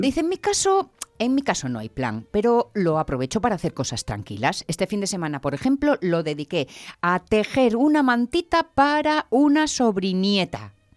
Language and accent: Spanish; Asturias, Spain; No somos asturianos